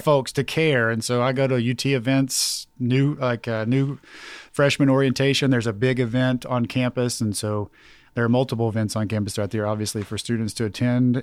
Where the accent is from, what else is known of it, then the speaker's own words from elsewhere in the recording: Knoxville, Tennessee, United States; I'm from South Knoxville